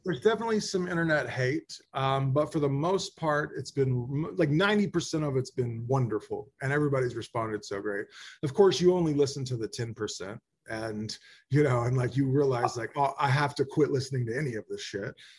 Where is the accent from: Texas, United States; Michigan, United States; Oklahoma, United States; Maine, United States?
Oklahoma, United States; Holdenville; I grew up in Holdenville, Oklahoma, which is like an hour and a half south of Tulsa, super rural, five thousand people.